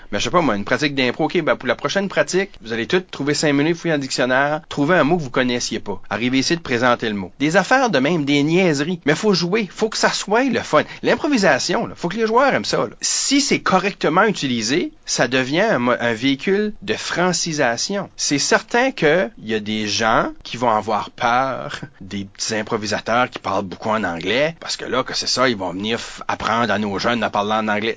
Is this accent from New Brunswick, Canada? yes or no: yes; New Brunswick, Canada; also born or lived in Ottawa; je fais partie de l'Acadie. Euh, tu sais, je suis donc je suis néo-brunswickois, je suis canadien